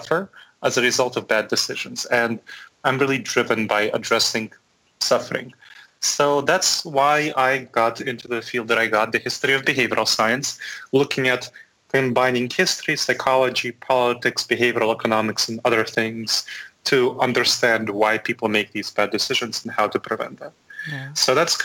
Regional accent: New York City, New York, United States; moved away as an adult; also born or lived in Chisinau, Moldova / Boston / Chapel Hill; now in Columbus, United States; I was born in Moldova. My parents were there in Chisinau, Moldova, which is just east of Romania and just southwest of Ukraine. So I was born there, and my parents immigrated when I was 10 to the United States. So I grew up in New York City

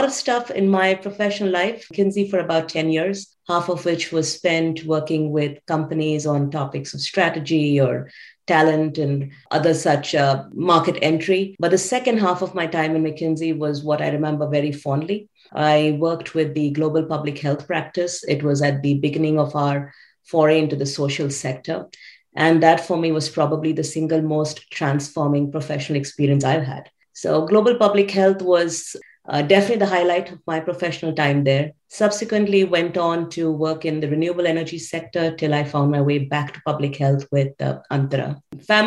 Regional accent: Mumbai, Maharashtra, India; moved away as an adult; also born or lived in Pune / Ahmedabad; now in Bay Area, United States; I grew up in Bombay

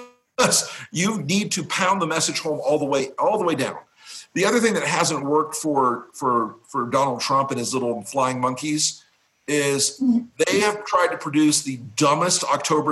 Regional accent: Florida, United States; Florida, being fucking Florida, my home state

